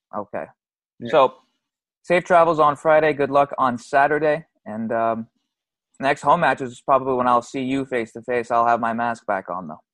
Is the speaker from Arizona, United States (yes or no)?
yes; Arizona, United States; I was raised in Arizona